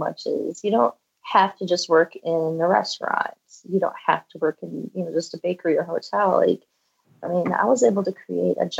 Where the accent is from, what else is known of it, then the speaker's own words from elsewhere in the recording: Valparaiso, Indiana, United States; also born or lived in Michigan; now in Boulder, United States; we moved from Michigan to Indiana when I was, gosh, I think fourth or fifth grade. And that was where, so I'm literally from the town that Orville Redenbacher is from in Indiana, Valparaiso, Indiana